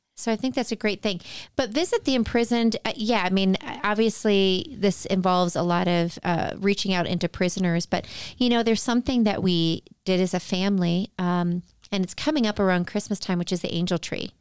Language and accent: English; outside of Chicago, Illinois, United States; I grew up outside of Chicago